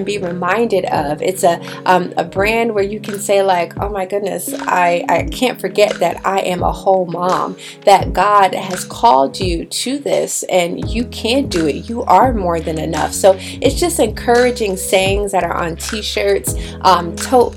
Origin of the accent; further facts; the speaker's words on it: Bridgeport, Connecticut, United States; I grew up in Bridgeport, Connecticut.